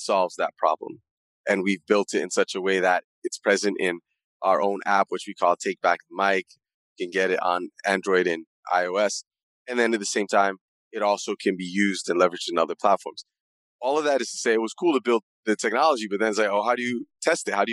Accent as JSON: {"language": "English", "town": "Accra", "region": "Greater Accra", "country": "Ghana", "tie": "born or raised there", "also_born_or_lived": "New York / Middle East", "said": "I'm originally from Accra, Ghana. I was born there and raised partially in Accra, partially in New York, partially in the Middle East."}